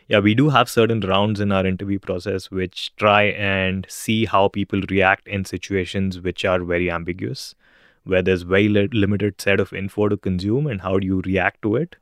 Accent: India; moved away as an adult; now in Singapore; I'm originally from India

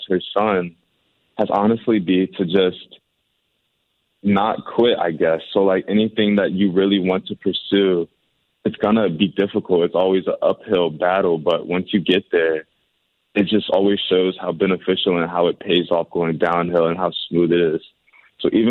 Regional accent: St. Louis, Missouri, United States; my hometown in St. Louis

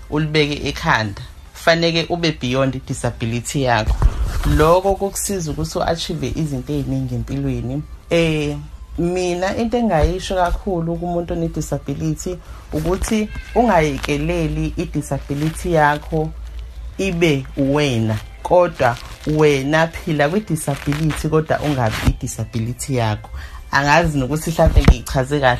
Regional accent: Umzimkhulu, KwaZulu-Natal, South Africa; now in Bonela, South Africa; ngikhulele endaweni ekuthiwa isemvubukazi ngikhuliswa ugogwami ngihlala eBonela

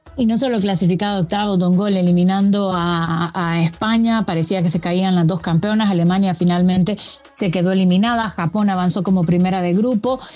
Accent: Honduras; como una hondureña

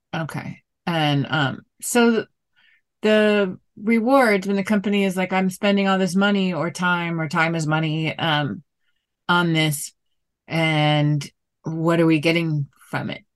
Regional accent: South Florida, United States; moved away; I'm originally from Florida, South Florida

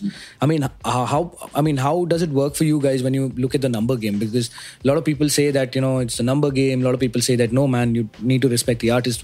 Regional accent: Mumbai, Maharashtra, India; I'm from Bombay. Born and brought up in uh, this uh, small uh, place called Matunga

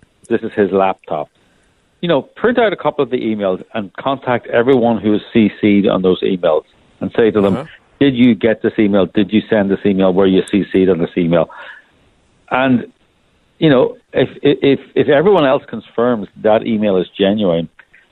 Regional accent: Ireland; accent: Irish; as people can hear from my accent, I'm Irish

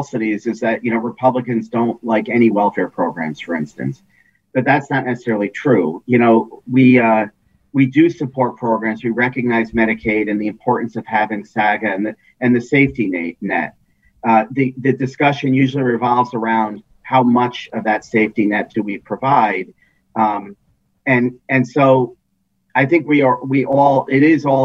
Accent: Connecticut, United States; born or raised there

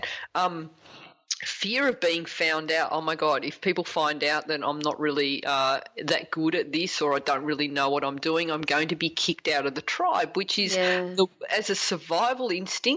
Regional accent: Australia; as an Australian

